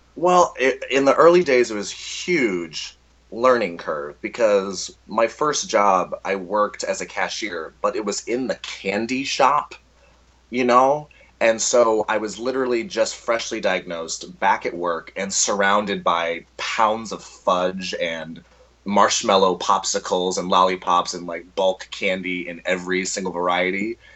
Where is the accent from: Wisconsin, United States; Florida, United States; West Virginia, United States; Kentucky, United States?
Florida, United States; Orlando; also born or lived in Texas; I am a Texas-born uh, Florida native because I was raised in Orlando, Florida, for most of my life.